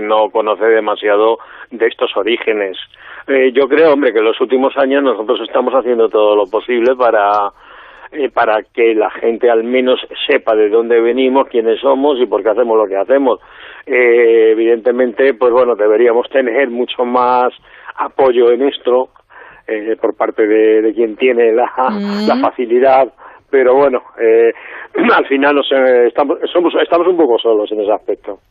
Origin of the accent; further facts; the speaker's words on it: Madrid, Community of Madrid, Spain; accent: Madrid; los madrileños no lo notamos